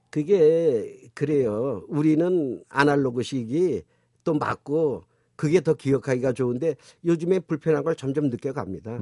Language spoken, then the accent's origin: Korean; North Korea; now in South Korea; 둘 다 이북 출신이고